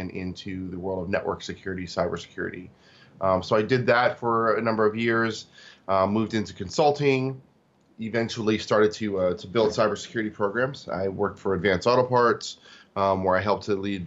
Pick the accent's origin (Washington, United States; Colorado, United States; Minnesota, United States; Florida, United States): Washington, United States; Tacoma; also born or lived in Seoul, South Korea; So I was born in Seoul, South Korea, but I grew up in Tacoma, Washington.